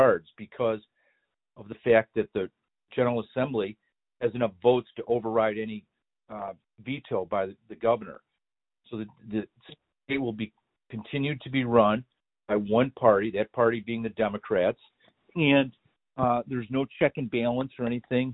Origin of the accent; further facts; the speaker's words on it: Illinois, United States; also born or lived in Lake County, Illinois; I grew up mostly in Illinois. Southside, moved up to Lake County